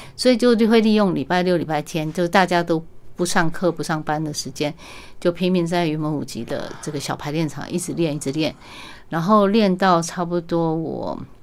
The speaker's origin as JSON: {"language": "Chinese", "country": "Taiwan", "tie": "born or raised there", "said": "我是在万，万里出生的，嗯。然后我父母亲他是很， 很朴素的一个小生意人，嗯。所以我们家完全没有这个，呃，艺术的D N A。然后包括我母亲生了八个小孩"}